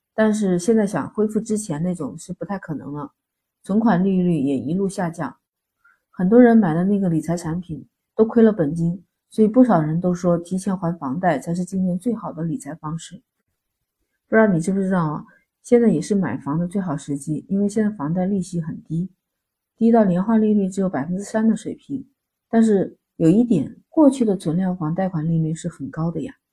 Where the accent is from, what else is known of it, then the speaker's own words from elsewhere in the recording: China; 我们中国人的传统